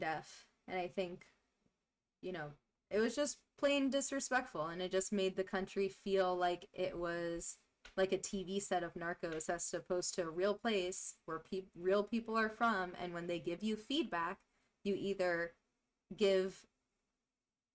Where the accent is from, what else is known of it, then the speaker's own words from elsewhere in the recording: New York City, New York, United States; moved away; I was born and raised in Jackson Heights, Queens